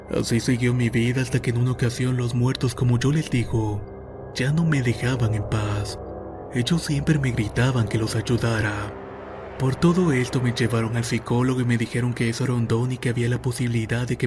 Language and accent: Spanish; Tacuba, Ahuachapán, El Salvador; soy originario del Salvador para ser precisos, de un pueblo llamado Tacuba.